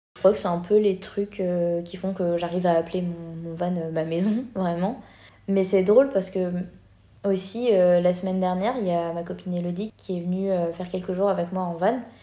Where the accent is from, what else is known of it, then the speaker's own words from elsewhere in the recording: France; moved away; en tant que Français